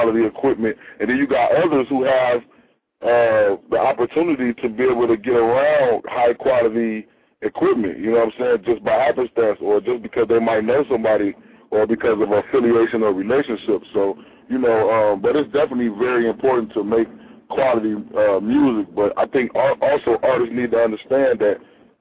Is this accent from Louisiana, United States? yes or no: no; Chicago, Illinois, United States; I'm from the Midwest, Chi-Town, Chicago